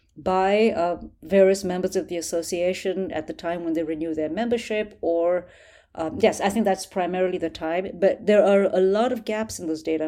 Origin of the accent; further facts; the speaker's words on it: New Delhi, Delhi, India; I grew up in New Delhi, India